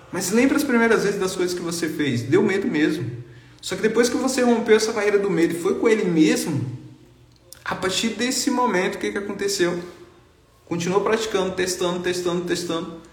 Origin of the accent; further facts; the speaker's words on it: Bahia, Brazil; cara, eu sou lá do interior da Bahia, a cidade tem 10 mil habitantes, nunca andei de avião na vida.